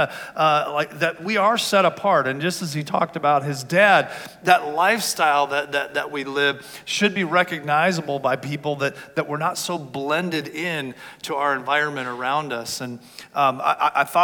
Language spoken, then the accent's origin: English; Southern California, United States; I grew up in Southern California